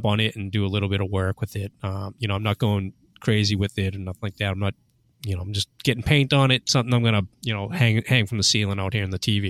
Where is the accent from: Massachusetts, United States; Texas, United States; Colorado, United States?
Massachusetts, United States; Boston; I was born in Boston, Massachusetts, born and raised there in the neighborhood of Dorchester specifically